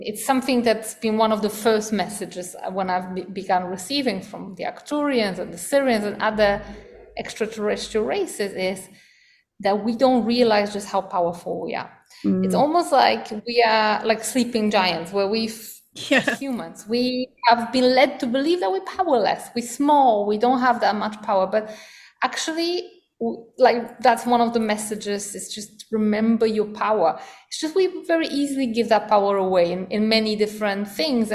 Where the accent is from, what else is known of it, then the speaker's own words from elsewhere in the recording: Poland; now in Costa Rica; I was born in Poland, where we've got, you know, winters with snow.